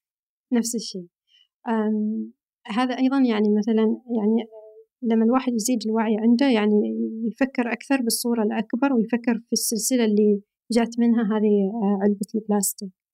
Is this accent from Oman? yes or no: yes; near Sohar, northern Oman, Oman; moved away as an adult; now in Riyadh, Saudi Arabia; أنا من الشمال، من شمال أمان